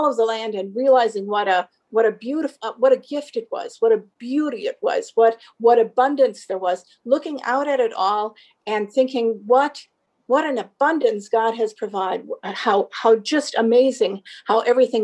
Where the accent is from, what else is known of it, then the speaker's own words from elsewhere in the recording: Southeastern Wisconsin, United States; I grew up in South Central or Southeastern Wisconsin on a dairy farm